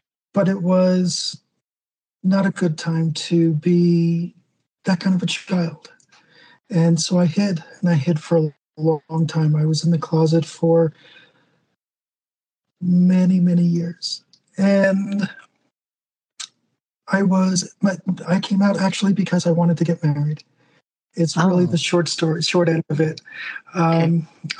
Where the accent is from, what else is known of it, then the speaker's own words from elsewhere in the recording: New Jersey, United States; now in New Mexico, United States; New Jersey was right there, and that's where I'm from